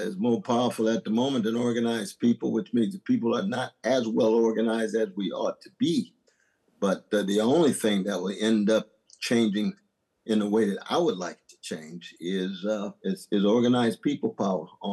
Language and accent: English; California, United States; I grew up in California, used to be Mexico